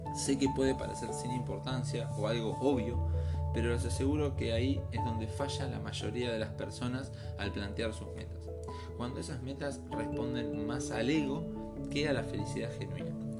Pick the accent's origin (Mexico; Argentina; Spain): Argentina; Nací en Argentina hace 31 años